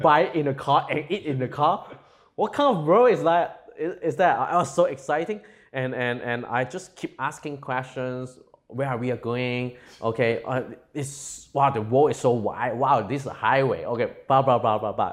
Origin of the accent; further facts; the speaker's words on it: Hong Kong; also born or lived in California; by the time that I was growing up in Hong Kong, I'm from a very low-income family